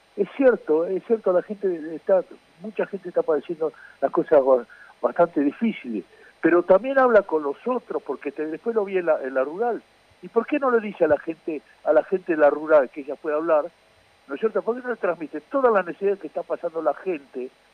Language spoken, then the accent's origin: Spanish; Mar del Plata, Buenos Aires Province, Argentina; Yo me crié en Mar del Plata